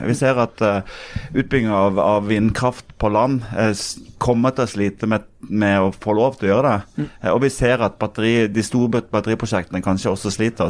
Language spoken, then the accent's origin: Norwegian; Sørlandet, Norway; jeg kommer fra, fra Sørlandet